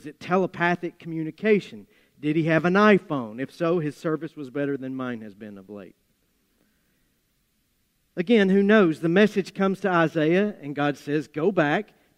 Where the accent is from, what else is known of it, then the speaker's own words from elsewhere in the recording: Appalachia, United States; accent: Appalachian; my Appalachian accent